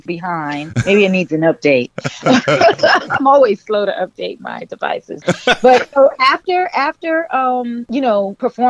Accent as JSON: {"language": "English", "town": "Miami", "region": "Florida", "country": "United States", "tie": "born or raised there", "also_born_or_lived": "Georgia", "said": "I grew up in Coconut Grove, which is was a Bahamian settlement."}